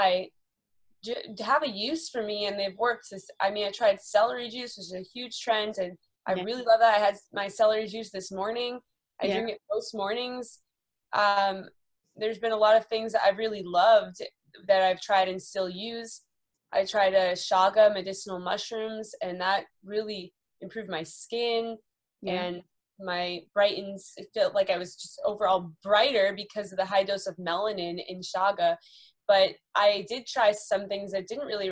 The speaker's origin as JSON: {"language": "English", "town": "Boston", "region": "Massachusetts", "country": "United States", "tie": "born or raised there", "also_born_or_lived": "North Carolina / California", "moved": "as an adult", "lives_now": "Los Angeles, United States", "said": "growing up in Boston"}